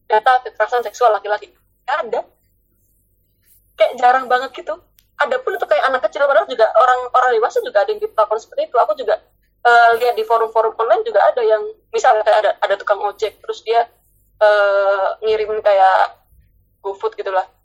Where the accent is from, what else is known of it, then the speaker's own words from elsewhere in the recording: Surabaya, East Java, Indonesia; accent: Surabaya dialect; jadi karena aku orang Surabaya dan aku selalu kebiasaan ngomong bahasa dialek Surabaya jadi bahasa Indonesia aku agak kacau menurut aku